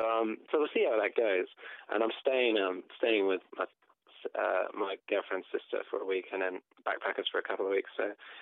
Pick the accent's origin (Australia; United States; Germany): Australia; Tasmania; Well, I'm from Tasmania, so you know, it's a bit weird.